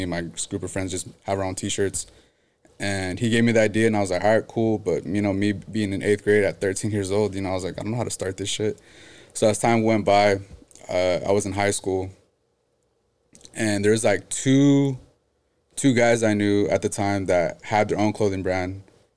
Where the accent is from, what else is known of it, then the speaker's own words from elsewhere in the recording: San Jose, California, United States; growing up in San Jose